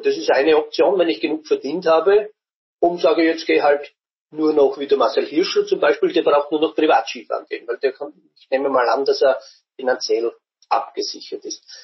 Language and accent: German; Burgenland, Austria; ich als Burgenländer